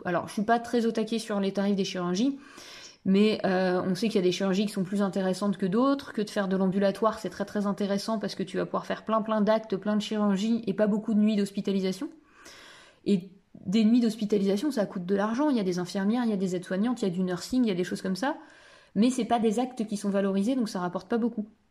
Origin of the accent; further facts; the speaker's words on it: Picardy, Hauts-de-France, France; moi j'étais à la FAEP parce que je suis picarde